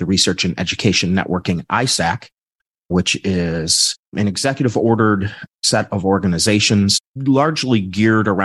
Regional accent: Midwest, United States; I'm from the United States in the Midwest

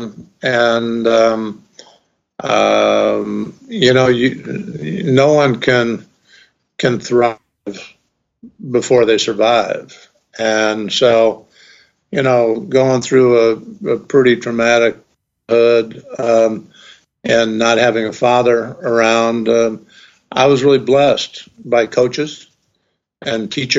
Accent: Ithaca, New York, United States; my hometown at Cornell

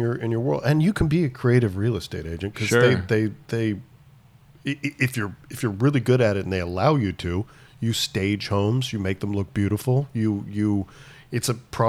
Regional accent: Ohio, United States; now in California, United States; growing up in Ohio

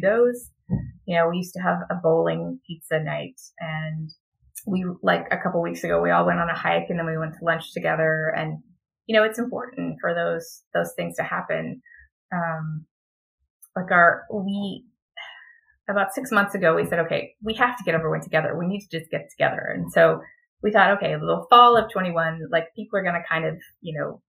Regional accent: Texas, United States; I'm from Texas

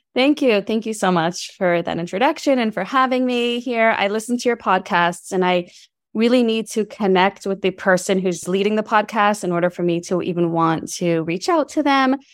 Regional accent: New York City, New York, United States; moved away; also born or lived in Berkeley, California; I'm from New York City. We moved across the country to California

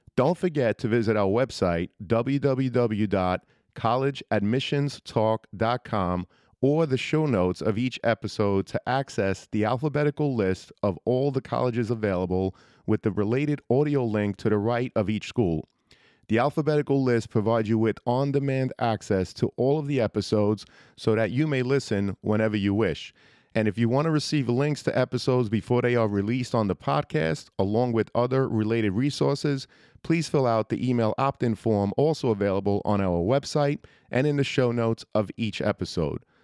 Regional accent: New York City, New York, United States; I grew up in Brooklyn

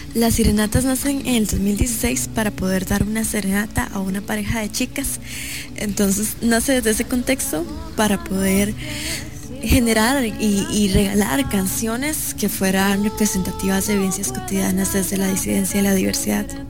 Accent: Río Claro, Puntarenas, Costa Rica; yo soy de Río Claro de Golfito

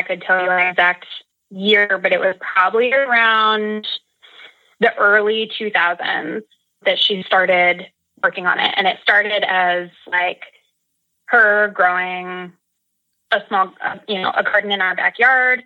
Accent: Seacoast, New Hampshire, United States; I grew up in Seacoast, New Hampshire area, so close to the Atlantic Ocean

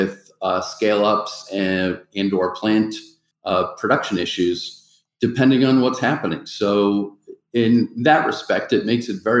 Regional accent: Massachusetts, United States; I'm from Massachusetts

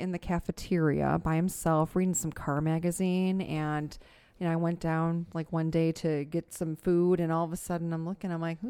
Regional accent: Tinley Park, Illinois, United States; Born and raised in Tinley Park.

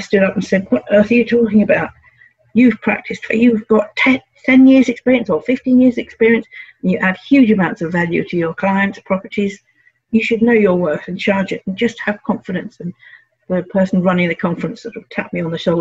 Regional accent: London, United Kingdom; I grew up in North London and went to local grammar school.

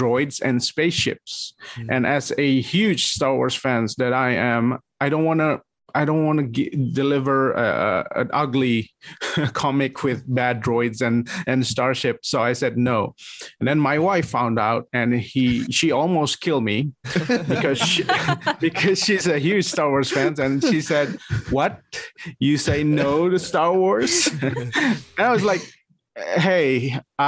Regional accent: Bandung, West Java, Indonesia; also born or lived in Jakarta, Indonesia; I moved back to my hometown. I was working in the capital city of Indonesia. It's Jakarta. Yeah. And then I moved back to Bandung

